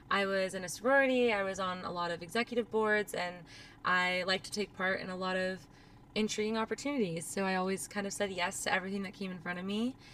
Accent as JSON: {"language": "English", "town": "Lake Havasu City", "region": "Arizona", "country": "United States", "tie": "born or raised there", "said": "I am from Lake Havasu City, so I grew up in a small town in Arizona, and I went to school at the University of Arizona."}